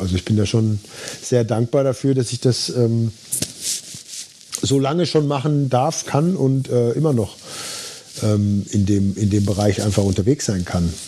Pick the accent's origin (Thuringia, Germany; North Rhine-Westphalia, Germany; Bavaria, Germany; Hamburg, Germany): North Rhine-Westphalia, Germany; Dortmund; moved away; ich bin in Dortmund groß geworden, direkt im, im Dortmunder Süden.